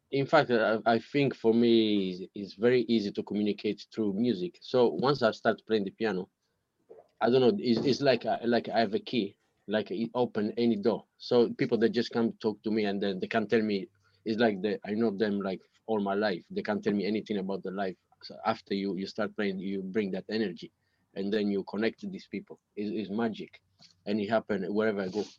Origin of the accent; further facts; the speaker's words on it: Italy; English is a second language; moved away as an adult; now in London, United Kingdom; when I was in, in, Italy, I didn't speak English before